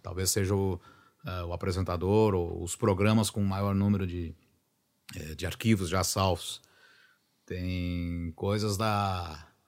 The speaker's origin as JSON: {"language": "Portuguese", "town": "São Luiz Gonzaga", "region": "Rio Grande do Sul", "country": "Brazil", "tie": "born or raised there", "said": "eu nasci em São Luís Gonzaga eu fui criado no interior de São Luís Gonzaga, pelos meus avós"}